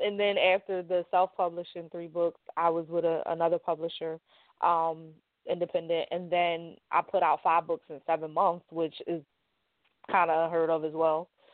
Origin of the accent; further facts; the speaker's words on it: Philadelphia, Pennsylvania, United States; I am from North Philadelphia, born and raised